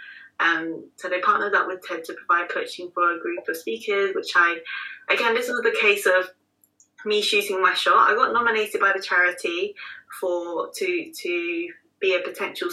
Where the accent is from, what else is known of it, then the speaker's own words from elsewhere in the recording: London, United Kingdom; right here in my hometown of London